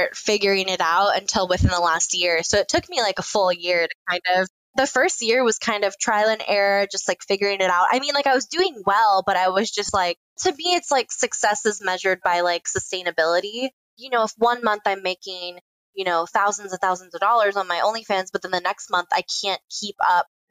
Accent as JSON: {"language": "English", "town": "Miami", "region": "Florida", "country": "United States", "tie": "born or raised there", "also_born_or_lived": "Gainesville, Florida", "moved": "as an adult", "lives_now": "Chicago, United States", "said": "I'm originally from Miami, Florida. Lived all over Florida for most of my life"}